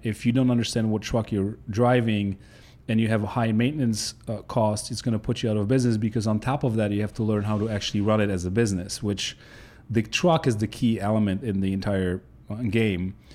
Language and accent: English; Poland; English is a second language; moved away as an adult; now in United States; I grew up in Poland, uh, up until I was nineteen